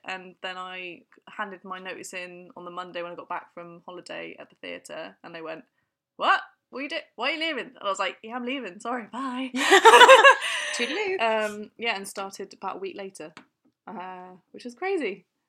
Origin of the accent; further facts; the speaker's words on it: Fleet, South East England, United Kingdom; I come from a little place called Fleet